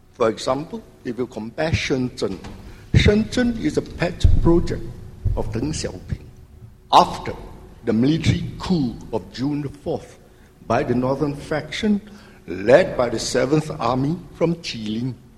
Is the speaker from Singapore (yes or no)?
yes; Singapore; I'm from Singapore